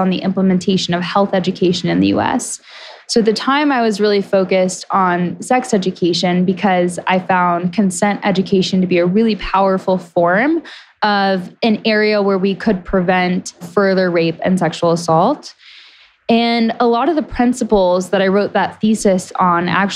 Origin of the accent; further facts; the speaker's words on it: Tennessee, United States; now in Montana, United States; my hometown in Tennessee